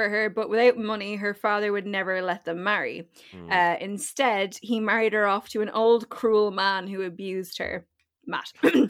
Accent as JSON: {"language": "English", "town": "Wexford", "region": "Leinster", "country": "Ireland", "said": "I'm from Wexford."}